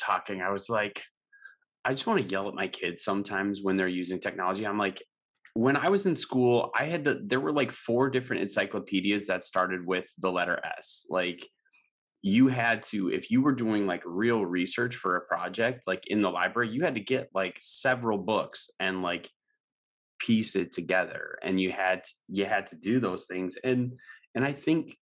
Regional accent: Wisconsin, United States; moved away as an adult; now in Houston, United States; I grew up in Wisconsin, but ended up in Houston

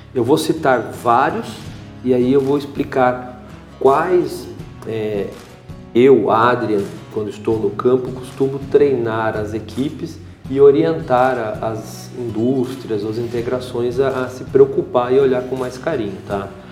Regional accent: Brazil; Como bom brasileiro

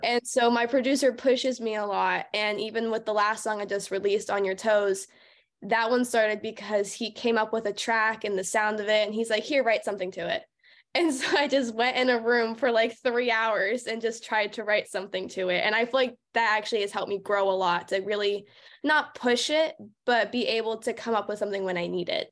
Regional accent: Pittsburgh area, Monongahela River, Pennsylvania, United States; moved away; I grew up in a super rural, like, suburban area, not even suburban, it was just a very small, small town, and I grew up right on the Monongahela River.

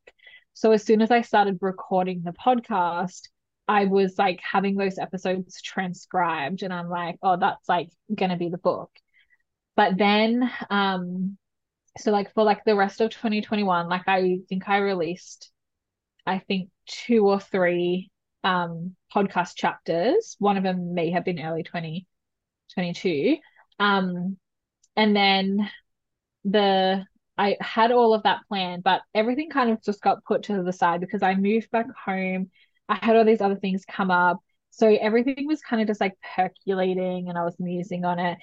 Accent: New South Wales, Australia; I was living away from my hometown where I'm back again in New South Wales

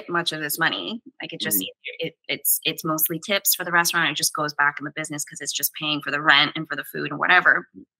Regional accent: the South, United States; moved away; I'm from the South

